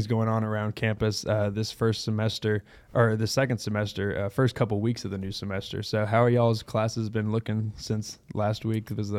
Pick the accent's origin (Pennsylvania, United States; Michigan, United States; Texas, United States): Texas, United States; I'm from Texas.